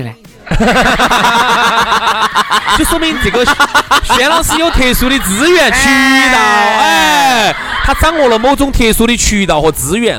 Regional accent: Chengdu, Sichuan, China; 就成都我们这个地方

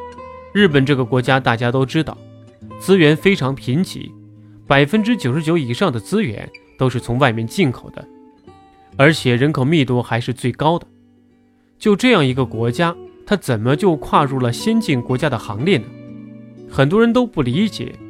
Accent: China; moved away; 我在海外生活二十年，早晨起来坐地铁去学校上课，上了地铁没人说话，都在看书。我们中国人走到哪里都在看手机，看花边新闻。

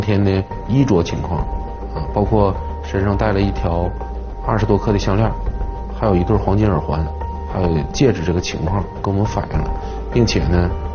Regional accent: China; 因为我是本地人，我也从事了多年刑侦工作

